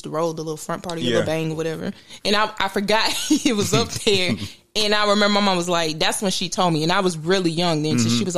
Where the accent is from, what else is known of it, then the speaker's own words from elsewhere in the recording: Memphis, Tennessee, United States; in the area where I was growing up in Memphis